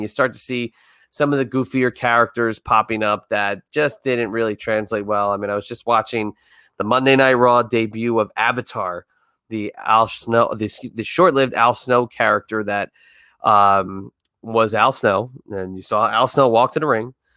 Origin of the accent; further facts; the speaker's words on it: Northeast, United States; growing up in the Northeast